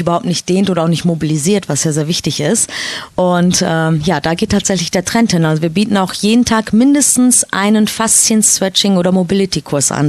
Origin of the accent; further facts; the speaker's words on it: Kassel, Hesse, Germany; moved away as an adult; now in Soma Bay, Egypt; Ich komme ursprünglich aus äh, Kassel, also Nordhessen, die Ecke